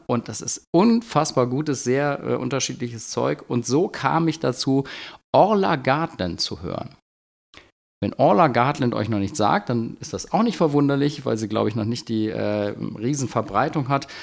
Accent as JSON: {"language": "German", "town": "Bergheim", "region": "North Rhine-Westphalia", "country": "Germany", "said": "ich komme aus Bergheim"}